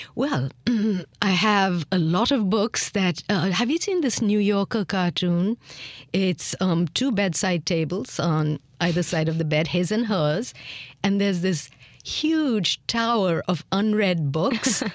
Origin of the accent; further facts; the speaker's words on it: India; accent: lingering traces of British influence; moved away as an adult; also born or lived in Miami, United States; growing up in India, and I was born after independence, so I was born in a free India